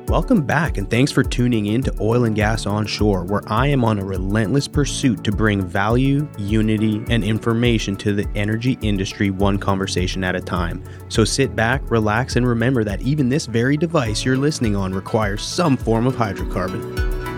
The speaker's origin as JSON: {"language": "English", "country": "Canada", "moved": "yes", "said": "I'm originally from Canada"}